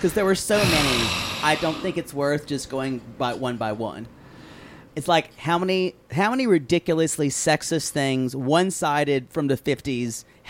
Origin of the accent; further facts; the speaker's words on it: South Carolina, United States; growing up in South Carolina.